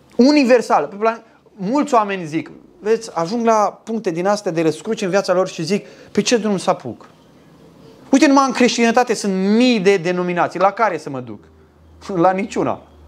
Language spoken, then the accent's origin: Romanian; Romania; sunt român